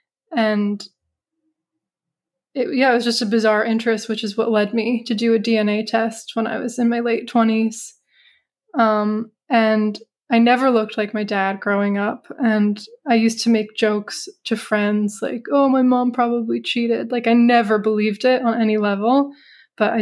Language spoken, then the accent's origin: English; Hudson Valley, upstate New York, United States; moved away as an adult; also born or lived in Florence, Italy; I grew up in the Hudson Valley of upstate New York.